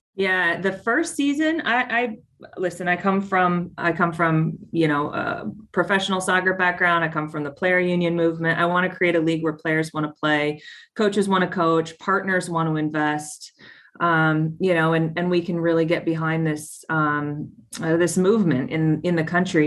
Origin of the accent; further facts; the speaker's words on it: Tucson, Arizona, United States; I got to know it through my local team in Tucson, mm-hmm. FC Tucson. It's my hometown